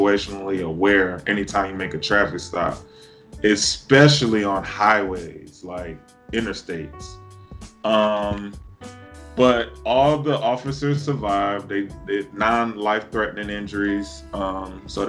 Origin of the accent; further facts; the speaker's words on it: New York City, New York, United States; two blocks from where I grew up at in the Bronx